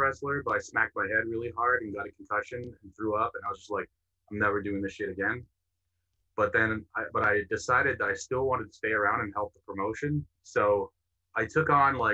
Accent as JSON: {"language": "English", "country": "Canada", "said": "I'm from Canada, where it's always cold"}